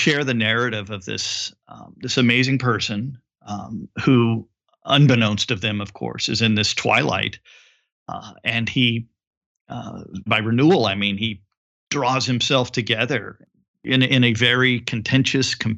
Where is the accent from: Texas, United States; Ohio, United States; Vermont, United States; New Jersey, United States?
Texas, United States; Houston; my hometown of Houston, Texas